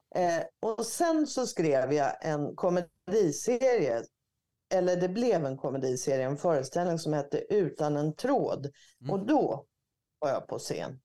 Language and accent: Swedish; Örebro, Örebro County, Sweden; Strax utanför Örebro där jag är född